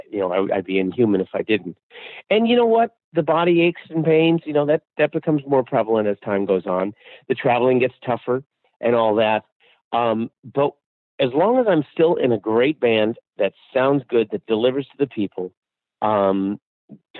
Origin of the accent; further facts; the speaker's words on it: Seattle, Washington, United States; I'm from Seattle.